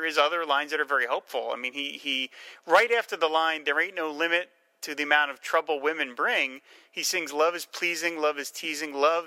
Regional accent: New Jersey, United States; I'm from New Jersey

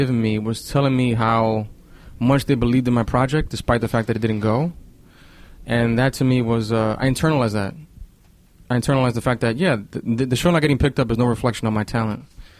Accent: New York, United States; born there; but I was born in New York, and I did it for 8 years here.

